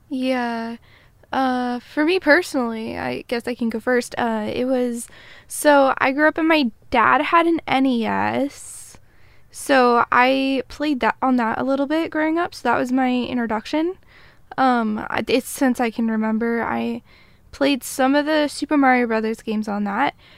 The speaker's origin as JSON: {"language": "English", "country": "United States", "said": "I'm a American"}